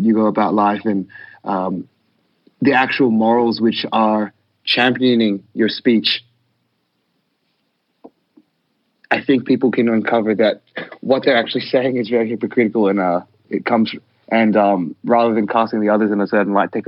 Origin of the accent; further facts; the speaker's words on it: Australia; we're an Australian hardcore band